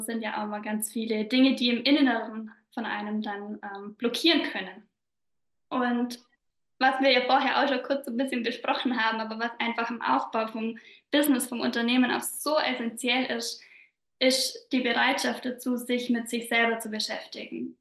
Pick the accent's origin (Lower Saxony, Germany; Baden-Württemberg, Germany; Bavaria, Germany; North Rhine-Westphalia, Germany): Bavaria, Germany; southern; accent: Bavarian dialect; komme aus Südbayern, was man bestimmt auch so ein bisschen an meinem Dialekt hört